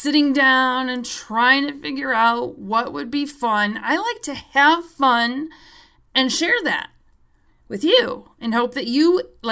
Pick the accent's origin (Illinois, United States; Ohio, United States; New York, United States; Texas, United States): Illinois, United States; Chicago; I'm a Chicagoan